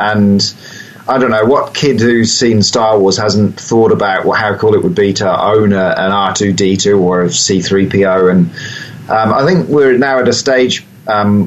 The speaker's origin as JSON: {"language": "English", "region": "Wellington", "country": "New Zealand", "tie": "born or raised there", "said": "my hometown here in Wellington"}